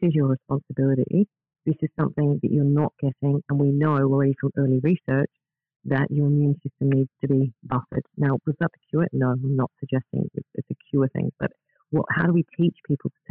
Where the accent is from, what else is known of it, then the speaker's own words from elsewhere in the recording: Australia; moved away as an adult; also born or lived in Netherlands / Spain / Philippines; now in Scotland, United Kingdom; growing up in Australia